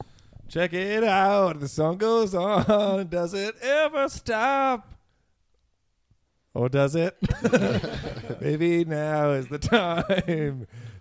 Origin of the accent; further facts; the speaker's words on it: Stonewall, Manitoba, Canada; I'm from Stonewall.